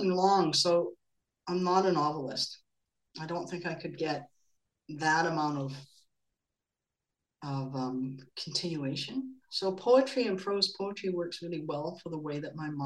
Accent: Vancouver, British Columbia, Canada; moved away as an adult; also born or lived in Los Angeles; now in Germany; I was from Vancouver, 1977

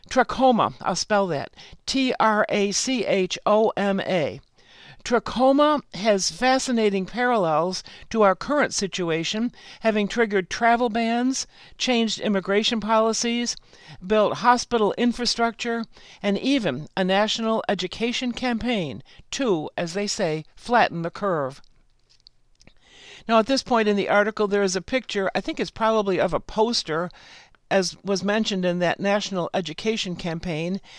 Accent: San Francisco, California, United States; but I also got to return to my hometown, San Francisco, with my new husband in tow.

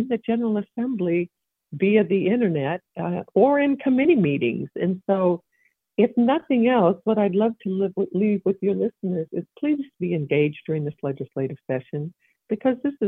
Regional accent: Evansville, Indiana, United States; I'm a former state representative. I come from the Evansville area.

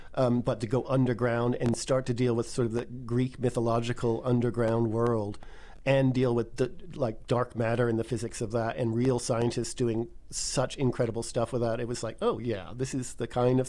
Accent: England, United Kingdom; also born or lived in United States; grew up partly spending my time in England and obsessing over the stone circles

